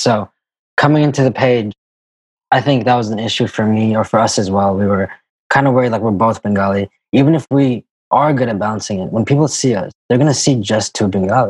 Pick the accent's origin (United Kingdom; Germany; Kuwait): Kuwait; we grew up in the Middle East. So growing up in Kuwait, and that's kind of how we know each other.